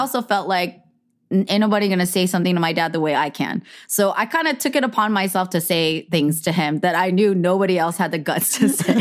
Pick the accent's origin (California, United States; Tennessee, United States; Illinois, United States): California, United States; Bay Area; I grew up in the Bay Area.